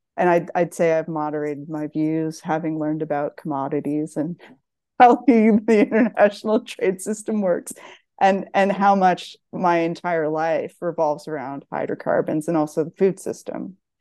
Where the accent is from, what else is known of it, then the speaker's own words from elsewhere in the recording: Nova Scotia, Canada; moved away as an adult; also born or lived in Ontario; now in California, United States; growing up in Nova Scotia